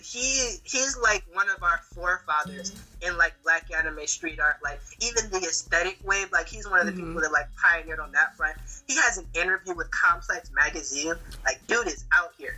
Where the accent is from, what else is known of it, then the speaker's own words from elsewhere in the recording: Georgia, United States; we grew up in Georgia